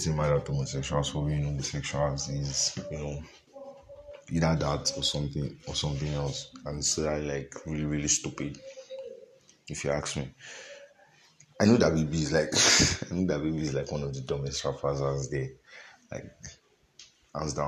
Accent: Nigeria; As a Nigerian

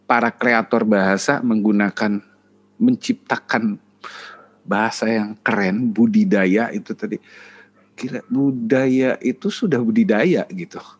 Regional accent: West Java, Indonesia; mungkin kalau kebetulan gue orang Sunda, orang Sunda bukan suku Sunda ya, orang Sunda.

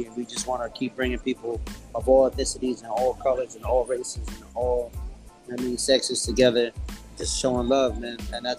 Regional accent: New York City, New York, United States; also born or lived in Long Island; But 90% of my life, childhood, was in Queens, all over Queens. I rep College Point, which is right outside of Flushing. That's probably the most time I spent in like one location. But I pretty much lived everywhere from Astoria, Long Island City, Fresh Meadows

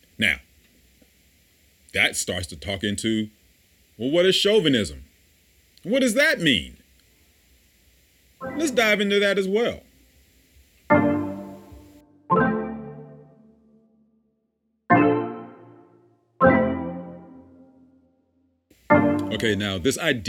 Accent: the South, United States; I come from the South

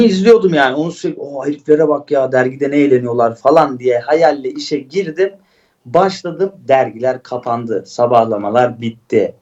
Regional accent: Istanbul, Turkey; also born or lived in Antakya (family origin); ben Şişli'de doğdum büyüdüm düşün yani Mecidiyeköy.

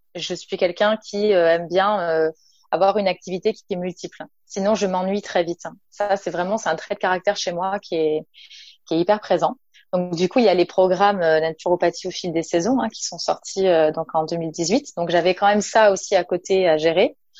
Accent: Nice, Provence-Alpes-Côte d'Azur, France; je viens du sud de la France, je viens de Nice.

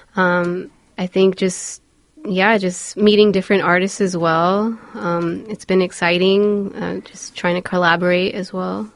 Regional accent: Los Angeles, California, United States; I grew up in Highland Park

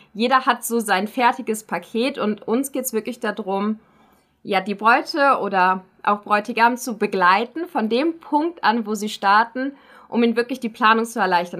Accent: Germany; now in Schaffhausen, Switzerland; Ich als Deutsche

